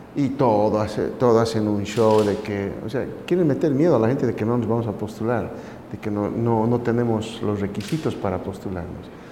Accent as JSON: {"language": "Spanish", "country": "Bolivia", "moved": "yes"}